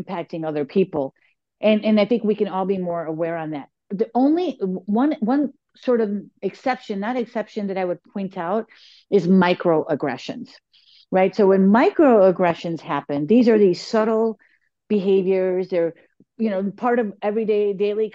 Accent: Chicago, Illinois, United States; I was born and raised in Chicago, and we say, "You guys."

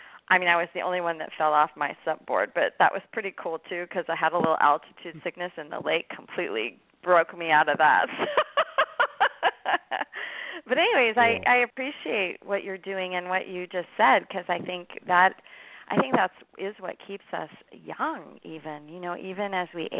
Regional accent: Oregon, United States; moved away; growing up in Oregon, I grew up at a time period where running, you know, wasn't even popular when I was 10 years old

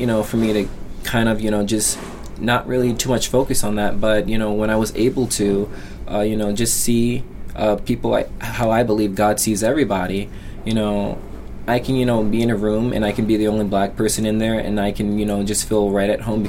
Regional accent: Colorado, United States; born there; So I was born in Colorado, and we went back out there when I was in middle school.

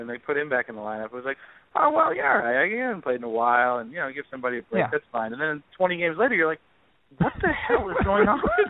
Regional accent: Seaford, New York, United States; I'm from Long Island, I'm from Seaford

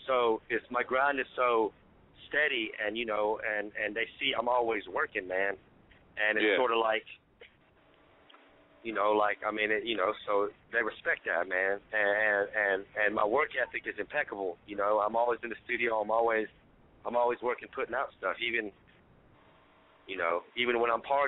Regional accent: Alabama, United States; I'm from Alabama

